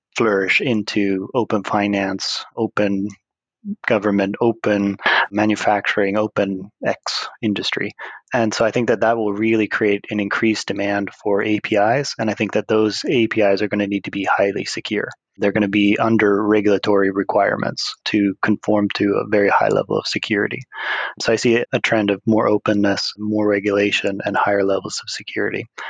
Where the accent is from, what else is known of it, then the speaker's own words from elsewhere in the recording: United States; now in Sweden; I am an American living in the Kingdom of Sweden